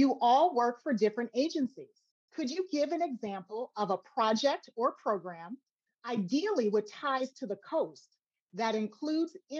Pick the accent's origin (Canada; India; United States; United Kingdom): United States; Chicago, Illinois; I was born and raised in Chicago